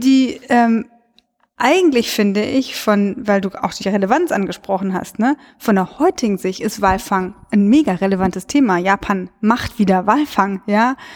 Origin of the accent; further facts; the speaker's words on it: Cologne, North Rhine-Westphalia, Germany; ich komme ja aus Köln